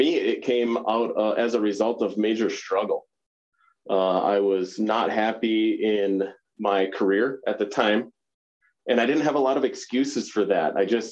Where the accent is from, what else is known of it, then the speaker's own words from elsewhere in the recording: Pelican Rapids, Minnesota, United States; moved away as an adult; now in Montana, United States; you and I grew up together in Pelican Rapids, Minnesota